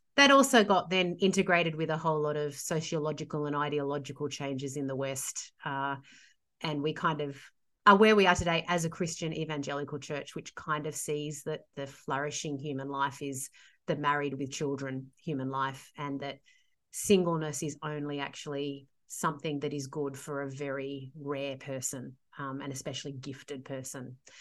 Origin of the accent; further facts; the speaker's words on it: Sydney, New South Wales, Australia; I'm a Sydney girl, born and bred.